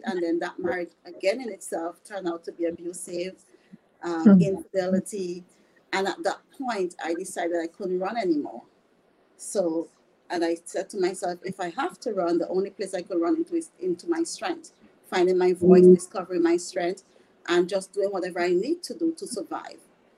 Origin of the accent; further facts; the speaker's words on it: St. Vincent & Grenadines; moved away; I am originally from the Caribbean, the beautiful island, Saint Vincent and the Grenadines